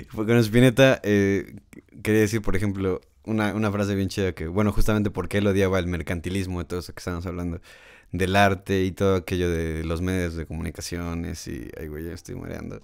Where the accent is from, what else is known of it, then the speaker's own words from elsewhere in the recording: Mexico; aquí el problema en México